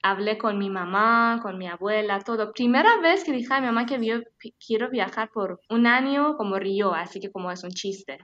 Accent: Tehran, Tehran Province, Iran; Spanish is a second language; moved away as an adult; Yo soy de Teherán, de capital de Irán, una chica que, bueno, nací en la ciudad

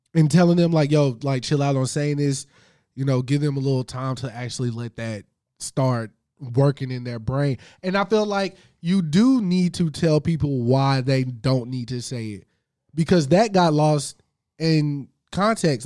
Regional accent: the South, United States; I'm from the South

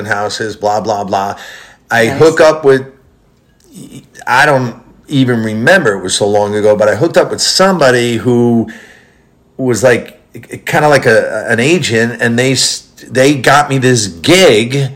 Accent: New York City, New York, United States; moved away; we're originally from the Bronx, 233rd Gun Hill Road, right by the Allerton Avenue

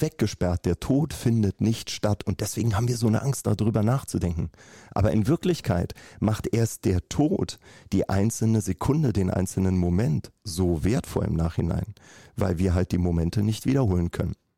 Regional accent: Berlin, Germany; ich komme aus Berlin

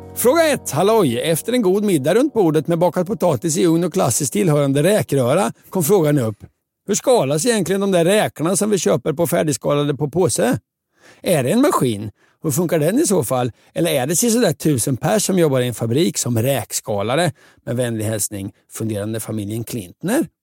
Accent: Linköping, Östergötland, Sweden; min hemstad Linköping

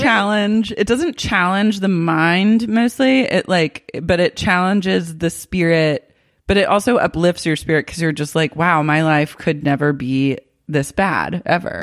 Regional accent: Oklahoma City, Oklahoma, United States; I grew up in Oklahoma City

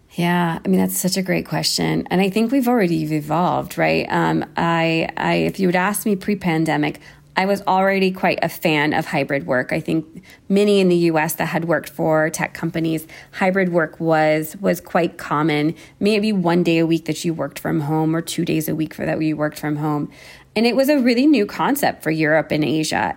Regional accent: United States; moved away as an adult; now in Berlin, Germany; I am American

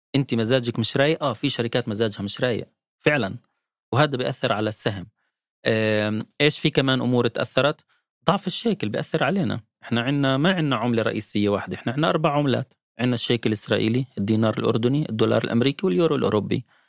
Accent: West Bank, Palestine; عندنا بالضفة الغربية

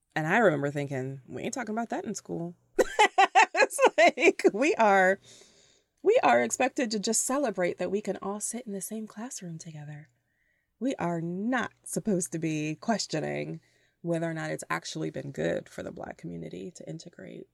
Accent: Toledo, Ohio, United States; also born or lived in Cleveland, Ohio / Chicago / Metro Detroit; now in Detroit, United States; I grew up in Toledo, Ohio

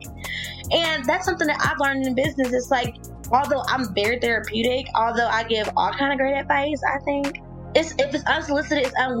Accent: Mississippi, United States; I'm from Mississippi.

